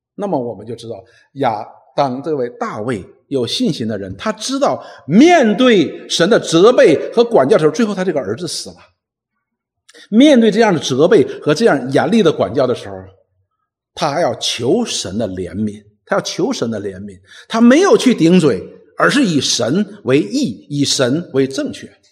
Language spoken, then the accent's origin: Chinese; Northeast China, China; 我们东北人有一句话